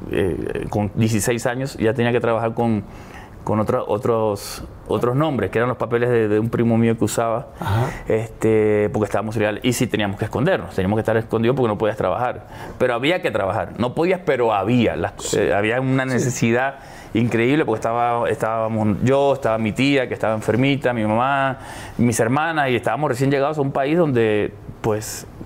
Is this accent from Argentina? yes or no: yes; Argentina; also born or lived in Puerto Rico; siempre he dicho que soy un puertorriqueño que nació en Argentina. porque